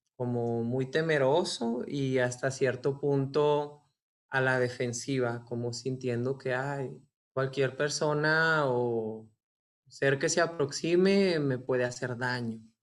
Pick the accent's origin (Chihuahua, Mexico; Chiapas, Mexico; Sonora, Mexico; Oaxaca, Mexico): Chihuahua, Mexico; Ciudad Juárez; Nací en Ciudad Juárez y pues crecí en un contexto, digamos, como religioso.